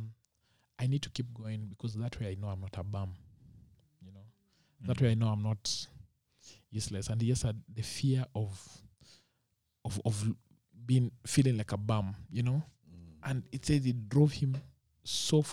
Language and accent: English; Muguga, Kiambu County, Kenya; I grew up in Muguga